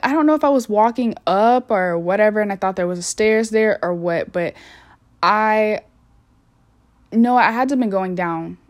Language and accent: English; United States